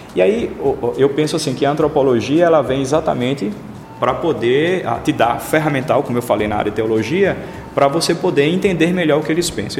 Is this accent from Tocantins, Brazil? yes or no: no; Aracaju, Sergipe, Brazil; sou sergipano de Aracaju